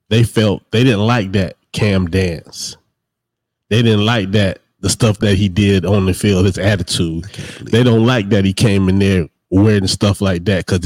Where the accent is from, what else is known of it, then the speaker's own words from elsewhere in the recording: Darlington, South Carolina, United States; I'm from Darlington.